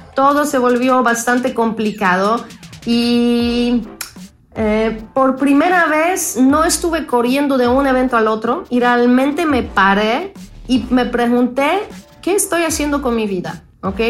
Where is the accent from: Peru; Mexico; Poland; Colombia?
Poland; Spanish is a second language; moved away; nací en Polonia, crecí en Polonia